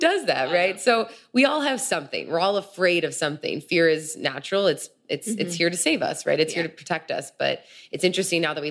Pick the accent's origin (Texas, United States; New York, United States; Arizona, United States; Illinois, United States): Illinois, United States; Chicago; moved away as an adult; now in California, United States; growing up in Chicago, growing up in the Midwest